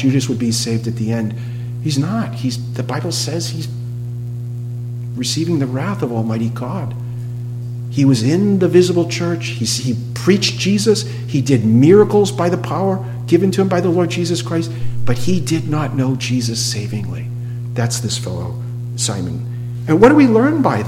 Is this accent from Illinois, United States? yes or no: no; New England, Massachusetts, United States; I come from New England, Massachusetts.